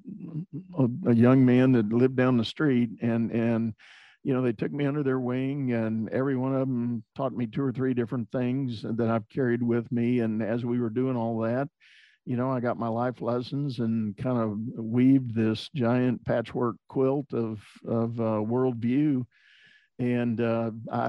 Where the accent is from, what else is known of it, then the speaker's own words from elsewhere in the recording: San Antonio, Texas, United States; also born or lived in Houston, Texas; I grew up in San Antonio, Texas, and spent all my school years there